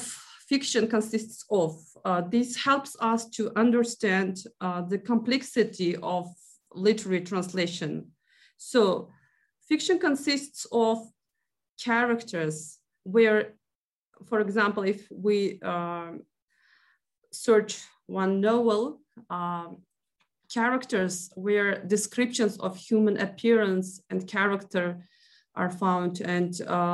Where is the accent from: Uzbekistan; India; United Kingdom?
Uzbekistan; first language Uzbek; English is a second language; my native language and culture